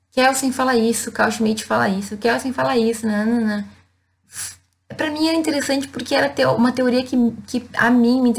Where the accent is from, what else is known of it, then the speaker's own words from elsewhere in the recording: Rio Grande do Sul, Brazil; E vejam, eu venho de uma cidade do interior do Rio Grande do Sul.